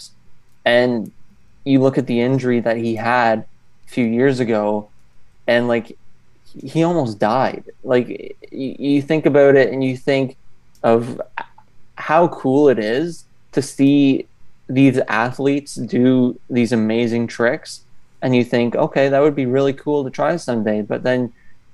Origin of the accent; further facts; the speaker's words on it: Canada; I'm from Canada